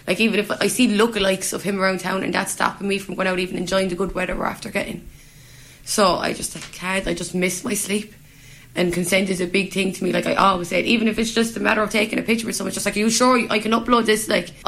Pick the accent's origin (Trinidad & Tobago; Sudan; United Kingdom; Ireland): Ireland; Limerick, Munster; This is my hometown. And I can't even walk those streets without feeling fear